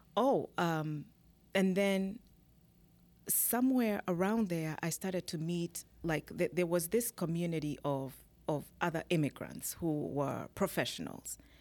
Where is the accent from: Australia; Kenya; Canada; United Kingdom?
Kenya; moved away as an adult; now in United States; I'm originally from Kenya, born in Kenya. I came to this country, uh, now it's twenty years ago through the Green Card program